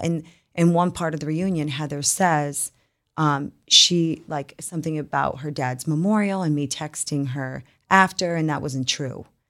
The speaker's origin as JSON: {"language": "English", "region": "New York", "country": "United States", "tie": "born or raised there", "also_born_or_lived": "Utah", "moved": "yes", "said": "born and raised in New York"}